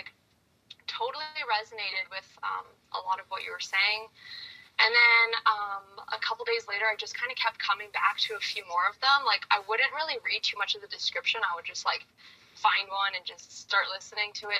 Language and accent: English; Canada; I'm from Canada, 25 years old